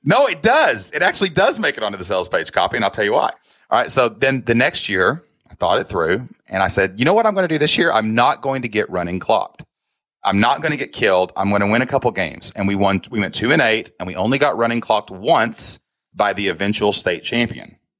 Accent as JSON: {"language": "English", "region": "Kentucky", "country": "United States", "said": "I'm from Kentucky, man. I don't talk so spectacular. Like, I got an accent"}